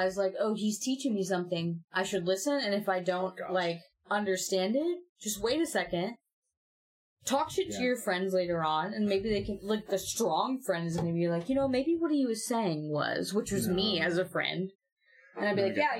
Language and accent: English; Oregon, United States; Oregon, where we work. We're from Oregon